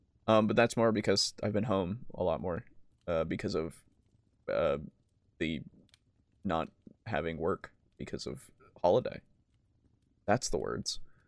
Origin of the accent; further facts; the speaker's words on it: United Kingdom; Source, I am British.